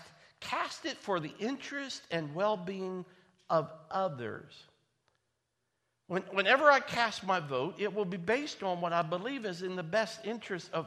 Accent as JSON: {"language": "English", "country": "United States", "tie": "born or raised there", "said": "I was born in the United States of America"}